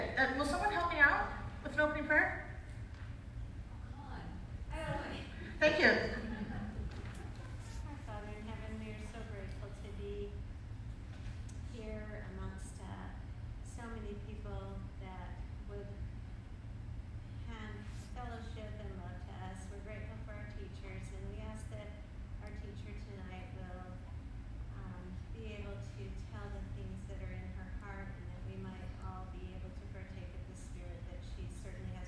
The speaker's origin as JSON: {"language": "English", "town": "San Diego", "region": "California", "country": "United States", "tie": "born or raised there", "moved": "yes", "said": "I grew up in San Diego"}